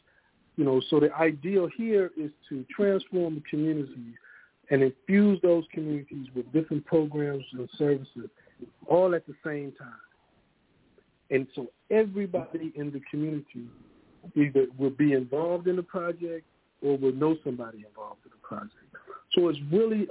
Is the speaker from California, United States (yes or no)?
no; Ohio, United States; also born or lived in Austin, Texas; now in Texas, United States; I am from Ohio. I've been in Texas now for about 8 or 9 years.